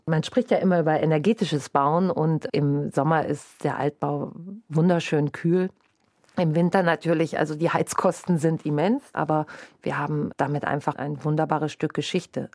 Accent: North Rhine-Westphalia, Germany; moved away as an adult; now in Bremen, Germany; Ich komme gebürtig aus Westfalen und sehr ländlich strukturiert

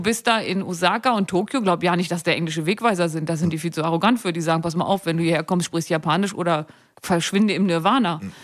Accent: Seesen, Lower Saxony, Germany; also born or lived in Gittelde; now in Hannover, Germany; Ich bin in Seesen und Gittel da aufgewachsen.

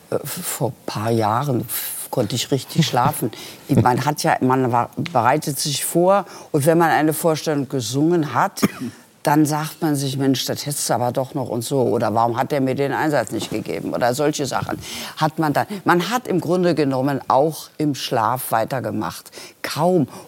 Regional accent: Berlin, Germany; Aber die Wiener haben immer, also als Berlinerin war ich da immer so ein bisschen auf verlorenem Posten.

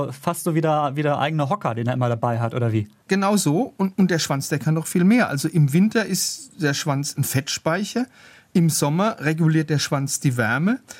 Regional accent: Germany; now in Finland; bei uns in Deutschland

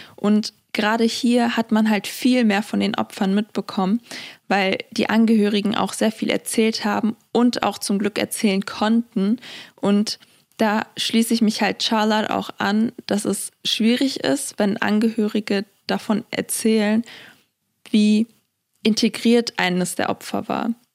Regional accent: Germany; meine Heimat Deutschland

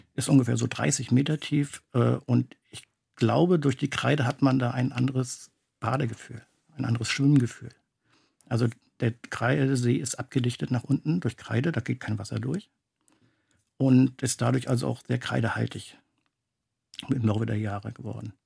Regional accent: Garz, Mecklenburg-Vorpommern, Germany; bei uns in Garz

